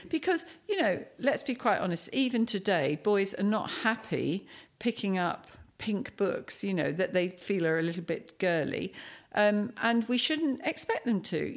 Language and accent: English; Cambridge, East of England, United Kingdom; moved away as an adult; now in Dubai, United Arab Emirates; I'm from Cambridge